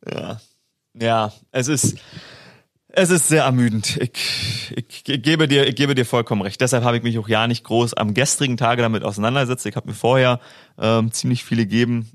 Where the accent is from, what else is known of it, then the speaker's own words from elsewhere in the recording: Germany; als Deutscher